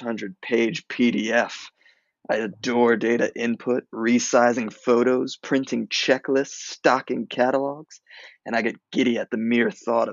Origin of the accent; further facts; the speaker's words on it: New Orleans, Louisiana, United States; moved away as an adult; I am an artist from New Orleans, Louisiana